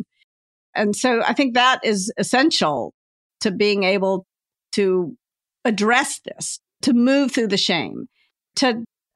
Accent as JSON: {"language": "English", "region": "the South", "country": "United States", "tie": "born or raised there", "said": "I was raised in the South, so \"you all\" falls trippingly off my tongue"}